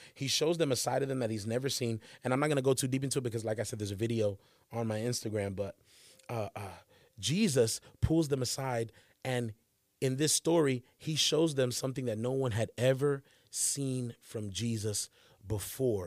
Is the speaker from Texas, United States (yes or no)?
no; Charlotte, North Carolina, United States; I'm from Charlotte, North Carolina is where I grew up